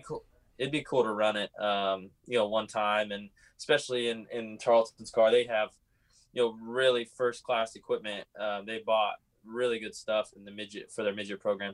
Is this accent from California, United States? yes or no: yes; California, United States; I was from California